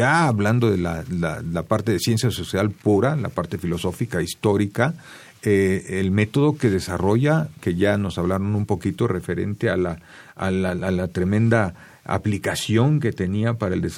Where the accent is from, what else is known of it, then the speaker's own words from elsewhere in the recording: Mexico; para nosotros como mexicanos